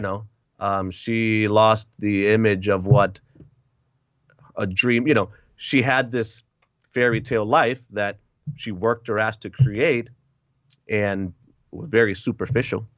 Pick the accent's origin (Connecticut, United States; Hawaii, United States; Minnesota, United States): Connecticut, United States; Hartford; moved away as an adult; also born or lived in Puerto Rico / Lowell, Massachusetts; now in Wisconsin, United States; I grew up in, uh, Connecticut, Massachusetts, those two states